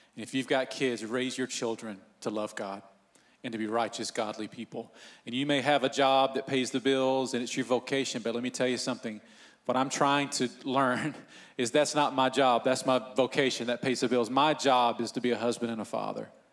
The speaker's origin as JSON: {"language": "English", "region": "Northeast Georgia", "country": "United States", "tie": "born or raised there", "said": "I grew up in Northeast Georgia"}